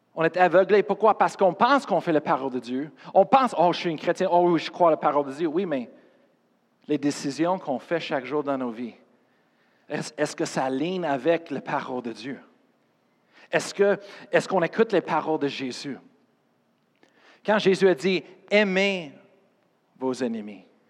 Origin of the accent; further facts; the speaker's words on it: Colorado, United States; French is a second language; moved away; je viens de Colorado